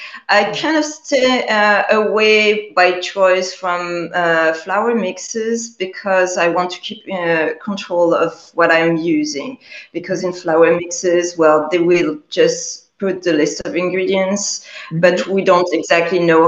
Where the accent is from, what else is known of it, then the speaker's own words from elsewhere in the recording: Paris, Île-de-France, France; I was born and raised in Paris, France